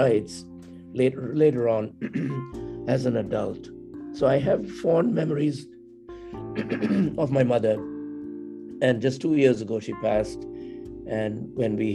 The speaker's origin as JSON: {"language": "English", "region": "South India", "country": "India", "tie": "born or raised there", "also_born_or_lived": "Madras, India", "moved": "as an adult", "lives_now": "Rochester, United States", "said": "I was born in South India and came here after having finished my master's in public administration"}